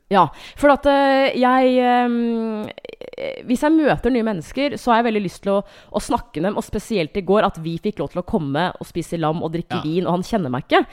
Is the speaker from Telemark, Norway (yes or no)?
no; Hamar, Innlandet, Norway; jeg er fra Hamar